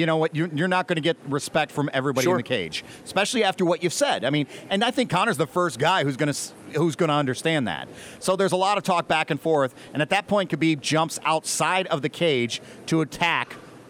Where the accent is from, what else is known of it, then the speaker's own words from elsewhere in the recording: United States; I'm from a different culture. I'm from the United States of America.